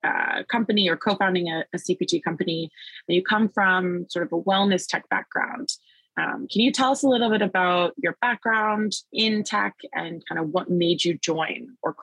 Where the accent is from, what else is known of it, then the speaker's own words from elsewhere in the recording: Canada; you're a fellow Canadian